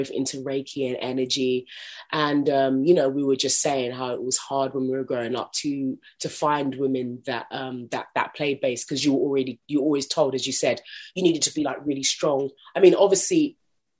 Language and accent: English; London, United Kingdom; I grew up in South London